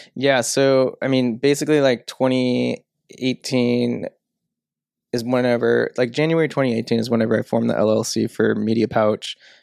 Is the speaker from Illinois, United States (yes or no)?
yes; St. Louis area, Illinois, United States; moved away as an adult; also born or lived in Sydney, Australia; I grew up in Saint Louis, um, area. I say that 'cause nobody ever knows where Millstot, Illinois is